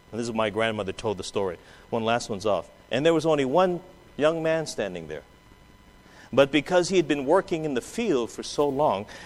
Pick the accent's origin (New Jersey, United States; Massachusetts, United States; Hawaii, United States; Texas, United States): Hawaii, United States; My great grandmother, you know, we're from Hawaii. My great grandmother was a picture bride.